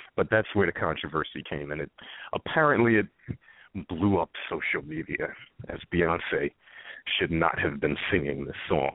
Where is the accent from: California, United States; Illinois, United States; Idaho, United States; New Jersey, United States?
New Jersey, United States; Whitney Houston's hometown; Whitney Houston's from my hometown, so I had I saw her a few times growing up